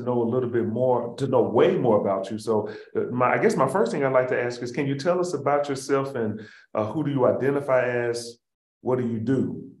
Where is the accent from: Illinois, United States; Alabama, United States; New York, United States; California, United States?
Alabama, United States; Birmingham; I grew up in North Birmingham, and I was raised by my parents, but mostly by my grandparents.